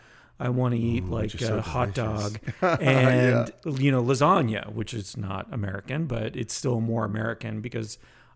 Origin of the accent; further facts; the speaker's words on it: Canada; But so they were both born in Greece. Then I was born in Canada, and I felt like for a long time I was embracing the Canadian part of me